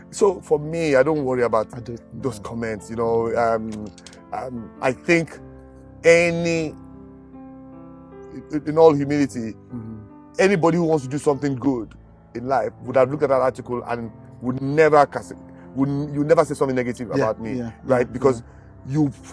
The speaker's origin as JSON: {"language": "English", "country": "Nigeria", "said": "I'm a Nigerian"}